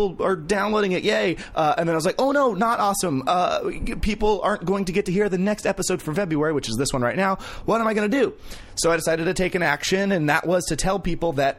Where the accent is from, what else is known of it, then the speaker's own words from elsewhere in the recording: Vacaville, California, United States; I'm from Vacaville